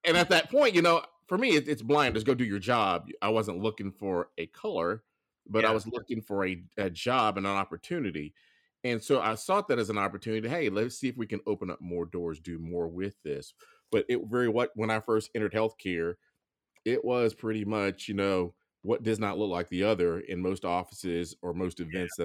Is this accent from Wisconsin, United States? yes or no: no; Grand Bay, Alabama, United States; moved away; I grew up in um, Lower Alabama. It's a little town called Grand Bay, south of Mobile.